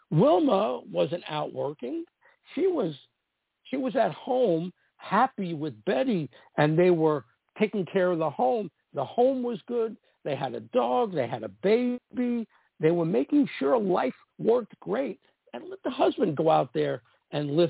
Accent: East Coast, United States; I came from the East Coast where I was the old-fashioned pursuer, the aggressive one, ask a girl out, that didn't work out in LA and it shocked me.

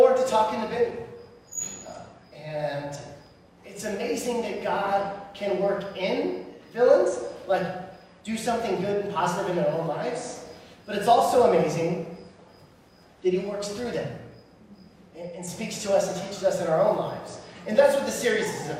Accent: California, United States; also born or lived in Illinois; I moved to California in 1989 from Illinois, I was 9 years old, and I started a new school, Dry Creek Elementary

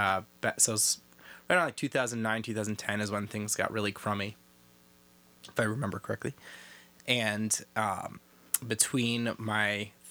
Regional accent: Kent, Ohio, United States; moved away as an adult; also born or lived in Columbus, Ohio / Chicago; I was born and raised in Ohio, Northeast Ohio, between Akron and Cleveland.

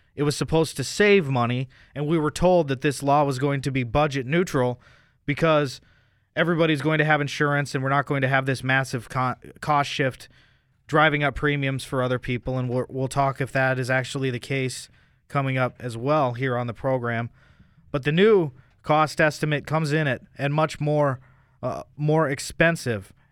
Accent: United States; as an American

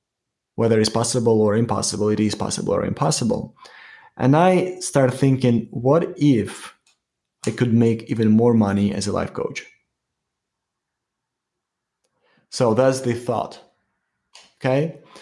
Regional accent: New York, United States; Yeah, like I'm from New York.

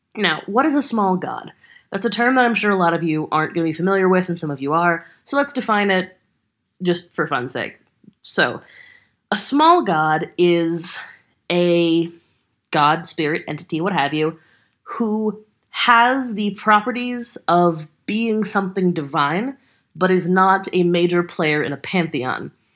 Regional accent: Texas, United States; I'm a Texan

